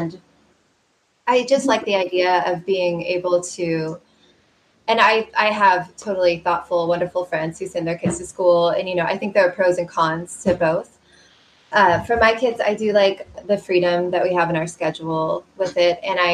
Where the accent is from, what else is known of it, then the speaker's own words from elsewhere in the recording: Kansas City, United States; I'm from the Kansas City area. I grew up in suburban Kansas City